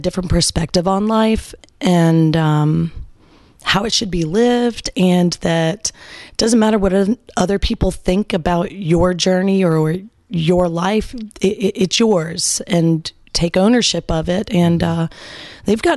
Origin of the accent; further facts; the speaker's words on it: Gwinnett County, Georgia, United States; also born or lived in Denver, Colorado / Arizona; we moved here to Georgia. And so I did most of my growing up here in Georgia in Gwinnett County.